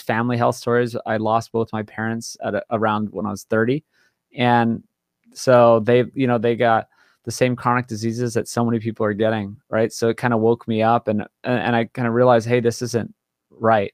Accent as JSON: {"language": "English", "region": "Hawaii", "country": "United States", "tie": "born or raised there", "said": "born and raised in Hawaii"}